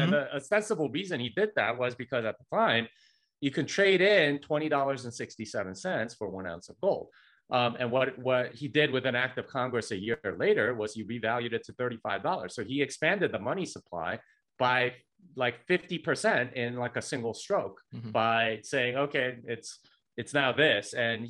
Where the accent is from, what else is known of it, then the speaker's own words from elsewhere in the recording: South Korea; South Korea.